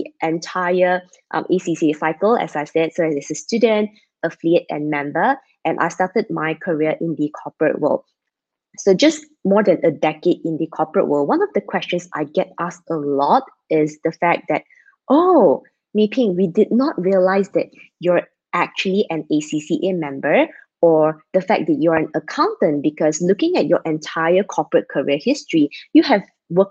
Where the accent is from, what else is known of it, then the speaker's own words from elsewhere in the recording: Malaysia; I'm Malaysian, based in Malaysia